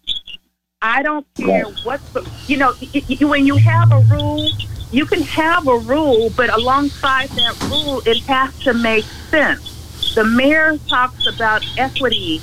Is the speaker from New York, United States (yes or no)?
no; Los Angeles, California, United States; moved away; I'm from California. I'm from L.A.